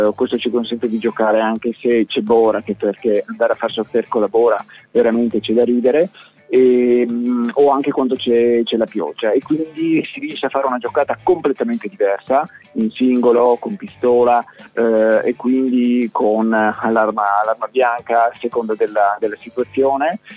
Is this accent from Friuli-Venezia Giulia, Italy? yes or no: yes; Trieste, Friuli-Venezia Giulia, Italy; dalle nostre parti a Trieste